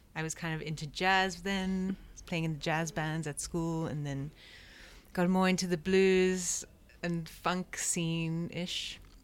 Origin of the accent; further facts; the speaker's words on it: Cape Town, Western Cape, South Africa; moved away as an adult; now in Berlin, Germany; I'm from South Africa from Cape Town